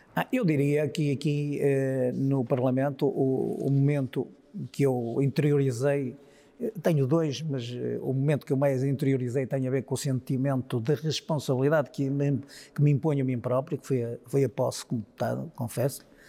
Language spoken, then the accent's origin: Portuguese; Vila Nova de Gaia, Norte, Portugal; eu uh, vivo na casa onde nasci, que tem praticamente 300 anos